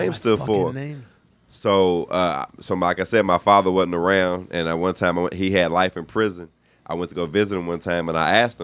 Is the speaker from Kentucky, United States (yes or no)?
yes; Louisville, Kentucky, United States; moved away; I'm from Louisville.